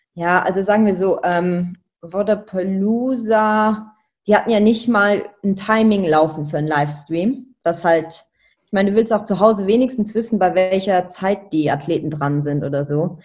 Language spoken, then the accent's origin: German; Luxembourg; moved away as an adult; also born or lived in Germany; als Luxemburger